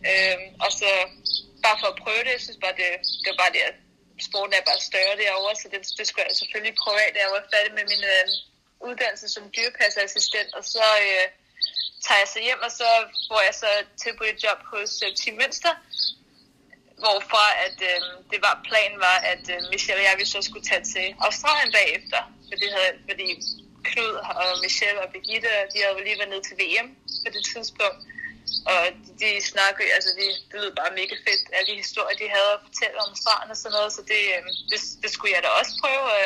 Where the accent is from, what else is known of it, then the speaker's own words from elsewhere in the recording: Copenhagen, Capital Region of Denmark, Denmark; Jeg, jeg voksede op i København. Jeg var en bypige